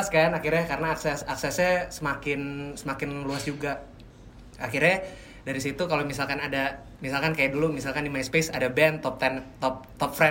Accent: Pamulang, Banten, Indonesia; karena gue besar dan tumbuh di Pamulang

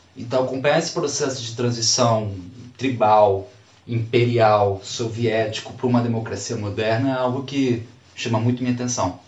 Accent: Brazil; enquanto brasileiro

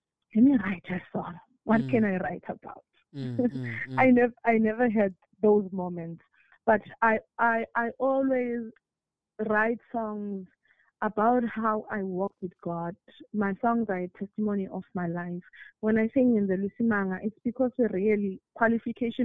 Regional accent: Pongola, KwaZulu-Natal, South Africa; I am from Pongola at KZN

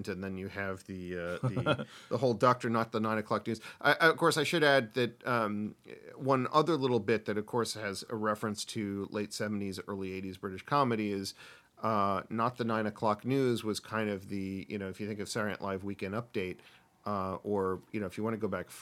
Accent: United States; I'm an American

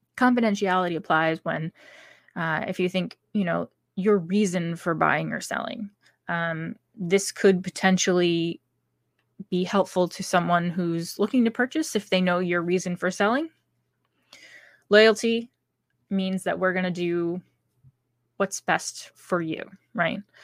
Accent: New Hampshire, United States; my home state of New Hampshire

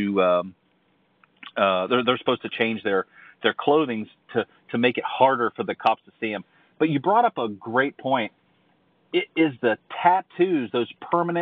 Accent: Ohio, United States; I grew up in Ohio

